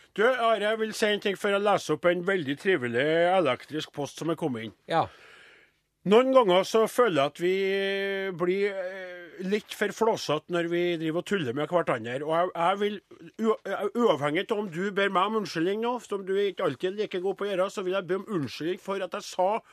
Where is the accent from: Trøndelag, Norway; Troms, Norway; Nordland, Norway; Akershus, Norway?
Trøndelag, Norway; accent: Trøndersk